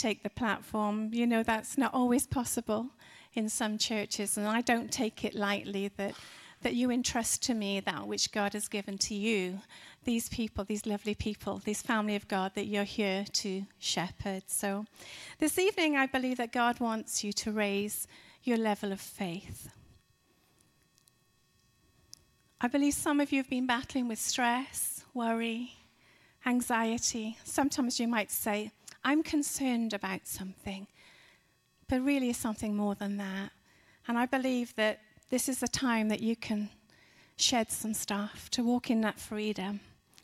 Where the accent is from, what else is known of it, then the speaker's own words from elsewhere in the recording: Wales, United Kingdom; moved away as an adult; also born or lived in Dallas, Texas; we're from Wales in the UK